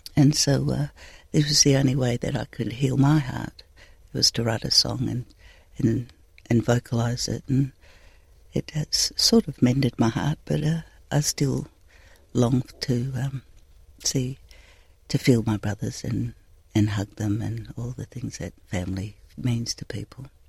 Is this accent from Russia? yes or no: no; the Pilbara, Western Australia, Australia; I'm from the Pilbara